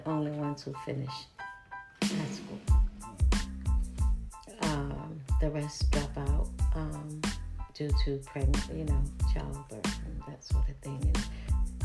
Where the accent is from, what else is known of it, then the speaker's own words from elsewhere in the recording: Pitt County, North Carolina, United States; I am a native of Pitt County, and I was born during World War II